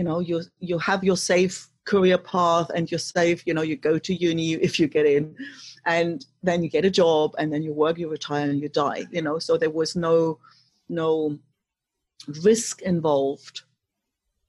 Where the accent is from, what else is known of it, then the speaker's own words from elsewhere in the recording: East Germany, Germany; moved away; growing up in East Germany, you know, when the wall was still up